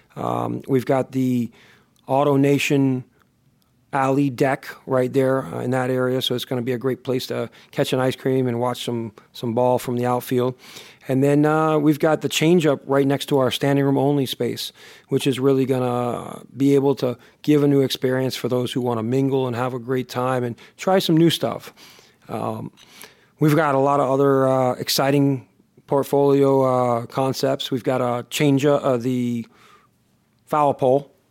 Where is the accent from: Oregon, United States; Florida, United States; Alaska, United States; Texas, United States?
Florida, United States; Miami; also born or lived in Boston / Ohio; I consider myself a, a native South Floridian, especially since, uh, I've been on, in South Florida for over thirty-five years, I was born in the, in the New England, Boston region, uh, for a short period of time and, and, and traveled a little bit with the success of my parents, uh, to Ohio, but primarily, uh, Miami has been what I call home